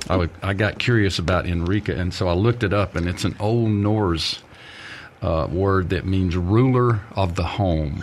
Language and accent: English; Wiggins, Mississippi, United States; I grew up in and around Wiggins, Mississippi